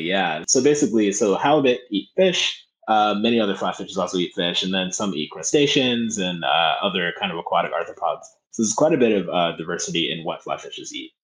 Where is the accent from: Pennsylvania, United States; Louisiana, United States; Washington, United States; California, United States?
Pennsylvania, United States; Philadelphia; i grew up in North Philadelphia